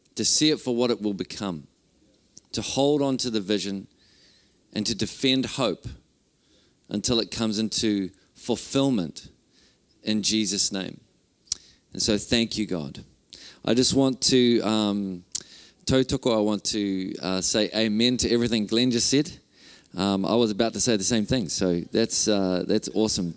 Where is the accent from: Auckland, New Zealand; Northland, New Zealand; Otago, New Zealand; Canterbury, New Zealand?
Northland, New Zealand; Whangarei; I'm from Whangarei. Uh, my wife Renee and I are from Whangarei